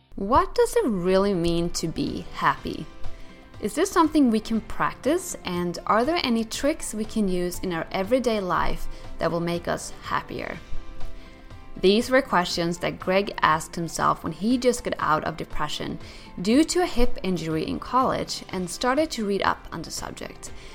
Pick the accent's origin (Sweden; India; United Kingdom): Sweden; also born or lived in New York; now in United States; I grew up in Sweden and lived in New York for three years